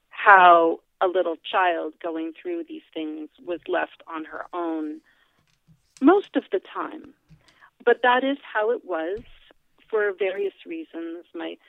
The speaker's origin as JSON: {"language": "English", "town": "Fairfield", "region": "New Jersey", "country": "United States", "tie": "born or raised there", "also_born_or_lived": "Oyster Bay", "said": "So I was born in Oyster Bay, Long Island. Then we moved to Berkeley Heights, New Jersey, then East Orange, New Jersey, then Glen Ridge, New Jersey, then back to Oyster Bay, Long Island, and then finally in Fairfield, New Jersey."}